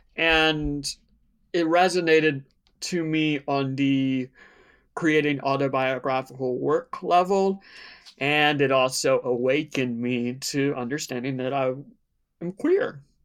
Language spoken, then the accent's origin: English; Outer Banks of North Carolina, United States; I grew up in the Outer Banks of North Carolina, a very small beach town near Virginia